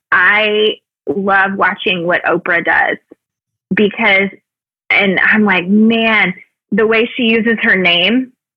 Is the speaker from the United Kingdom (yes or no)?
no; the South, United States; Growing up in the South, it was always sort of this untalked about, but very present still, energy.